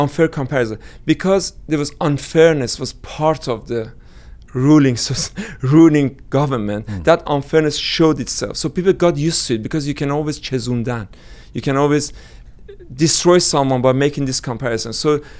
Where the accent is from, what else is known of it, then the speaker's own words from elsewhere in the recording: Iran; now in London, United Kingdom; But but I should say British Iranian if I'm being interviewed and be hated by Iranians after that.